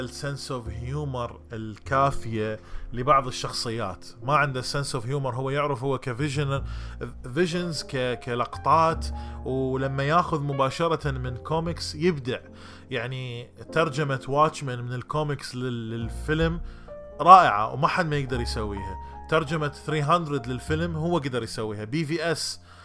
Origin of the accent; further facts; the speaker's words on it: Iraq; accent: Iraqi Arabic; also born or lived in Jordan; now in United States; لهجتي لغتي العربيه العراقيه